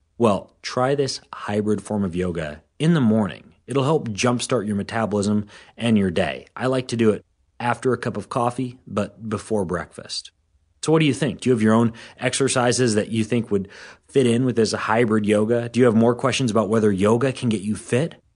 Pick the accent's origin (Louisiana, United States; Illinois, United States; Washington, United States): Washington, United States; here in my hometown in Washington State